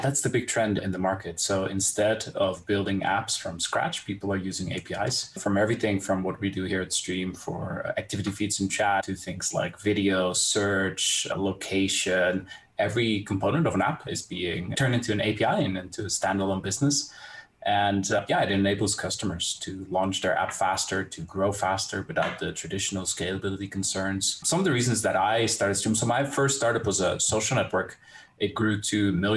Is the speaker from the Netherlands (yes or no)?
yes; Netherlands; I'm from the Netherlands